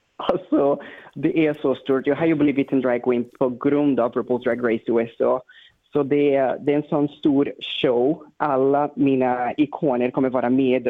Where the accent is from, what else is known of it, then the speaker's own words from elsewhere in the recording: Brazil; now in Sweden; jag kommer från Brasilien